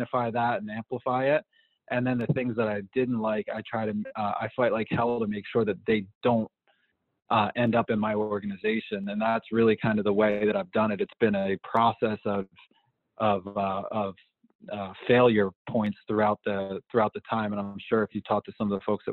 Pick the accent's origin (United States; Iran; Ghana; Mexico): United States; East Coast; moved away as an adult; now in Southern California, United States; I grew up on the East Coast